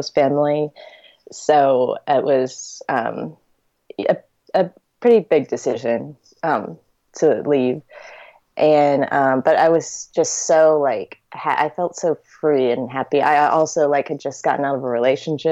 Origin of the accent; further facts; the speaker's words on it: Richmond, Virginia, United States; also born or lived in Fayetteville, Arkansas / Lynchburg, Virginia; I'm from Richmond, Virginia, and I live in Richmond, Virginia currently